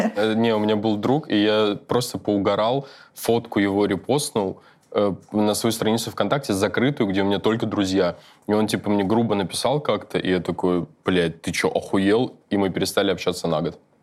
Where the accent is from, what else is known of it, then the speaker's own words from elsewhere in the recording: Moscow, Russia; я вырос в Москве